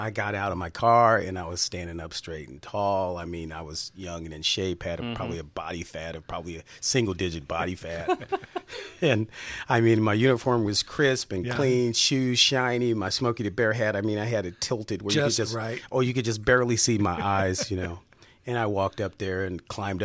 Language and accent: English; Chicago, Illinois, United States; I was born on the south side of Chicago. I said, I'm from Chicago.